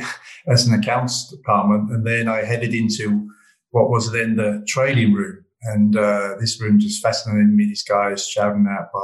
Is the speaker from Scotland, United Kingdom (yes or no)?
no; London, United Kingdom; moved away as an adult; now in Vienna, Austria; I was born in London